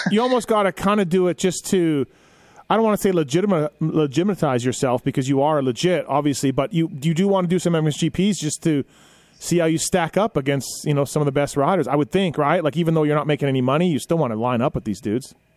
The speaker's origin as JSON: {"language": "English", "country": "Canada", "said": "I'm Canadian"}